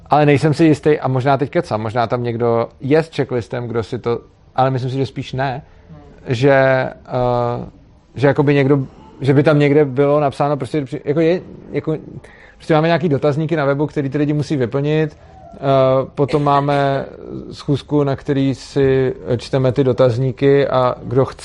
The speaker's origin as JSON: {"language": "Czech", "region": "Prague", "country": "Czechia", "said": "tak já jsem tam, protože jsem byl z Prahy, tak jsem si to domluvil tak, že jsem tam přijel na několik dní"}